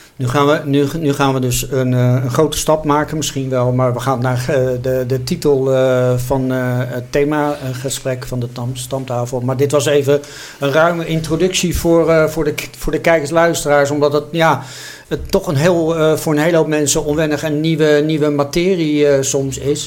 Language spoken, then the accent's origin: Dutch; Netherlands; als Nederlanders, als mensen in één land